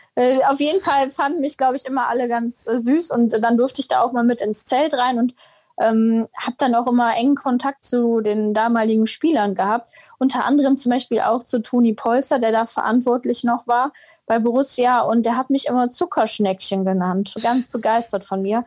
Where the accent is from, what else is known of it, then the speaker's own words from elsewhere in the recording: Heinsberg, North Rhine-Westphalia, Germany; Ich bin jetzt tatsächlich nicht gebürtige Mönchengladbacherin, sondern Heinsbergerin